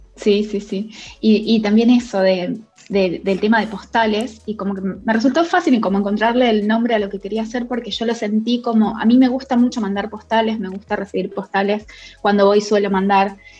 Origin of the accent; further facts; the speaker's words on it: Rosario, Santa Fe, Argentina; moved away as an adult; also born or lived in Cañada de Gómez, Argentina / Barcelona, Spain; now in London, United Kingdom; soy de Argentina, soy de, eh, nací en Cañada de Gómez, eh, viví en Rosario mucho tiempo, es, lo que en Argentina le llaman el interior, pero bueno, es, una provincia em, Santa Fe